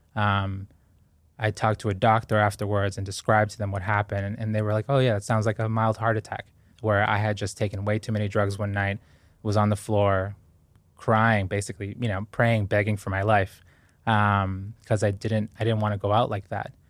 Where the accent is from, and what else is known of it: Boston, Massachusetts, United States; born or raised there; also born or lived in Guayaquil, Ecuador